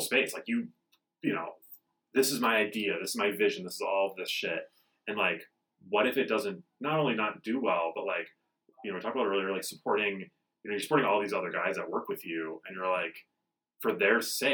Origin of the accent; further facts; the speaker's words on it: Midwest, United States; now in Denver, United States; I'm from the Midwest